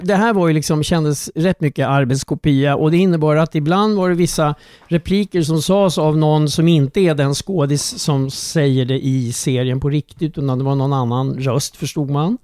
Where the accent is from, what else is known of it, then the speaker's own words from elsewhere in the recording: Strängnäs, Södermanland, Sweden; min barndom i Strängnäs